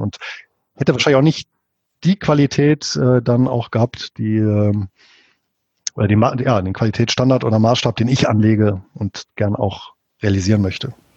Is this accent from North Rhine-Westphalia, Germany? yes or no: yes; Bonn, North Rhine-Westphalia, Germany; moved away as an adult; now in Southern Lower Saxony, Germany; Ich bin hier in Deutschland, in Bonn geboren